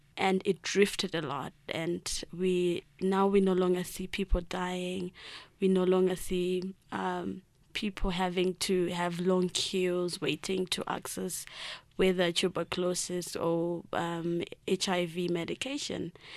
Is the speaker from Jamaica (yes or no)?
no; Mashonaland Central, Zimbabwe; where I come from, I live in, um, a rural district. It's in the March Central part of Zimbabwe